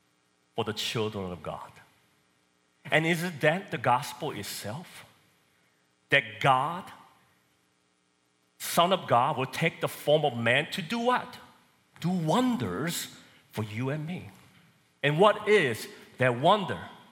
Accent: South Korea; now in Texas, United States; So I was born and raised in Korea. Probably can tell because of my accent

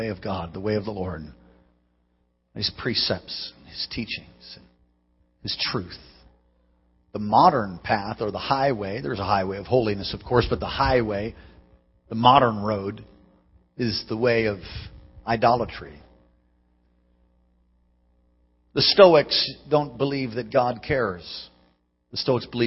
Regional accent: New York, United States; now in Alaska, United States; I'm from New York

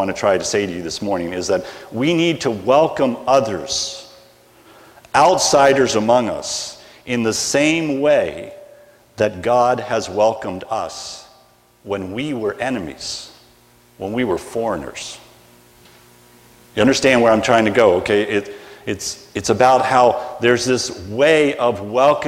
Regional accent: United States; accent: American; I speak American, not English

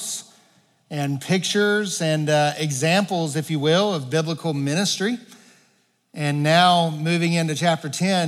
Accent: Arkansas, United States; moved away as an adult; I grew up in Arkansas

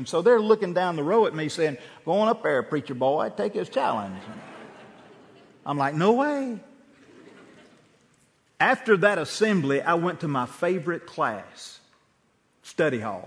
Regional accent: Bruce, Mississippi, United States; First Baptist Church Bruce at some point where I grew up in Calhoun County

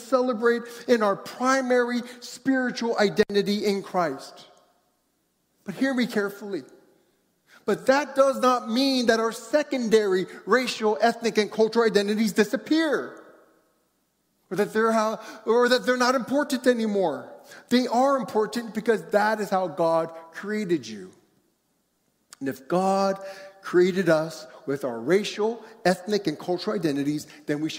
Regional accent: United States; As an Asian growing up in America

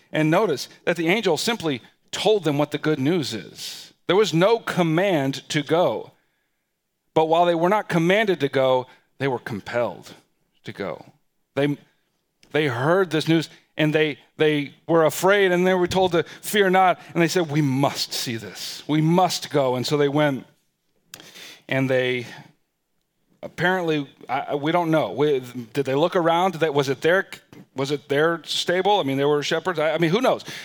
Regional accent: United States; we're American citizens, and we live in what is perhaps one of, if not the most powerful nations in the world

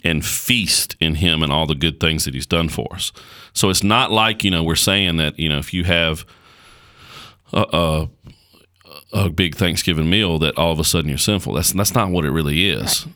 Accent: United States; as an American

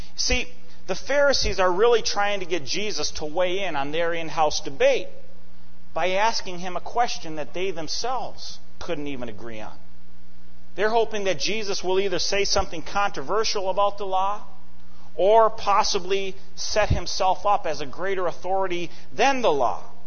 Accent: Eden Prairie, Minnesota, United States; moved away; back in my hometown of Eden Prairie

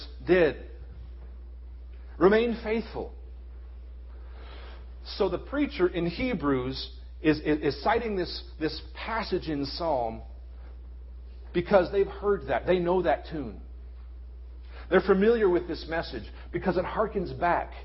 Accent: United States; as American Christians in 2011

